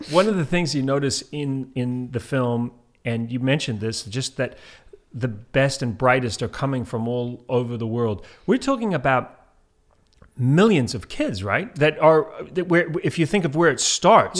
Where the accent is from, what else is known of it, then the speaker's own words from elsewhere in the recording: Antigua & Barbuda; moved away; also born or lived in New Zealand; I grew up in Antigua, and, uh, also where they had the British system.